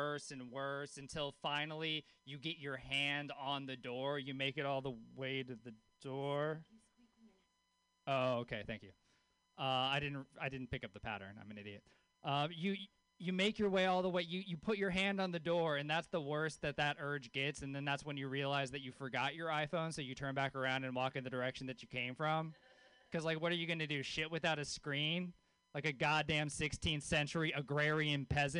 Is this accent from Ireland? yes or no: no; Louisiana, United States; born or raised there; moved away